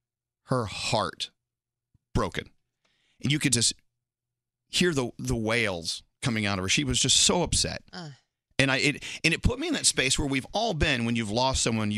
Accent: Scotland, United Kingdom; You know, I'm a Scottish, you know, drunk.

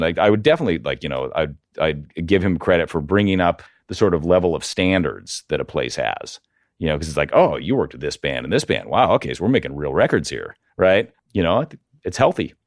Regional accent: Portland, Oregon, United States; also born or lived in California; I'm from Portland, right? I, you know, I grew up here in Portland

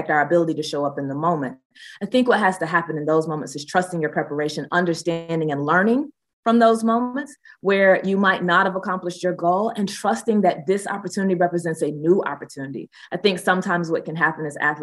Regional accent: Athens, Georgia, United States; Athens is also my hometown

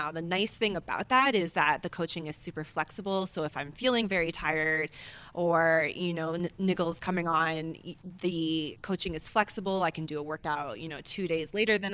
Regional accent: Hawaii, United States; moved away as an adult; now in Boulder, United States; I grew up in Hawaii, so I remember running around dirt tracks, barefoot

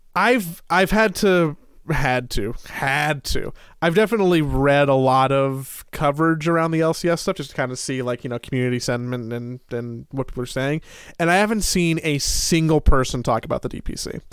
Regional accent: Los Angeles, California, United States; growing up in Los Angeles in the late nineties

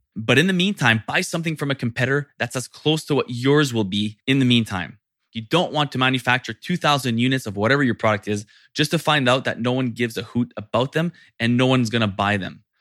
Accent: Canada; Being French Canadian

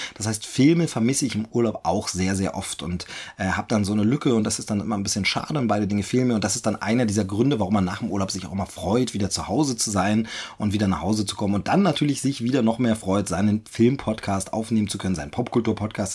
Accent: eastern Germany, Germany; moved away as an adult; ich ja aus meiner Heimat weggezogen bin, äh, aus dem Osten Deutschlands hier äh, in den Süden gezogen bin

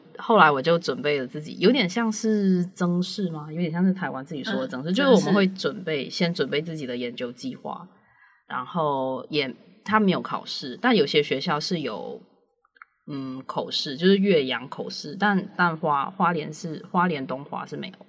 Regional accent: Malaysia; moved away as an adult; also born or lived in Hualien, Taiwan / Taitung, Taiwan; now in Taiwan; 我来自马来西亚。

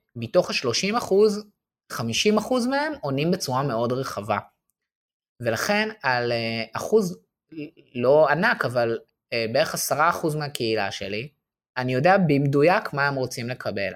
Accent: Israel; also born or lived in Paris, France; אנחנו גם בתור ישראלים

